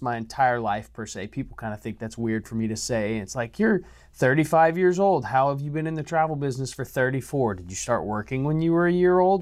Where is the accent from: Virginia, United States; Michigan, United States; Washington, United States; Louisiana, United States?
Louisiana, United States; I'm from Louisiana, so I have that Cajun blood